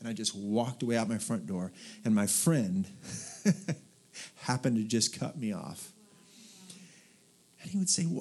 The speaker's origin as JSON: {"language": "English", "region": "Southern California", "country": "United States", "tie": "born or raised there", "also_born_or_lived": "Portland / Dallas, Texas", "moved": "yes", "said": "I was raised in Southern California, Portland"}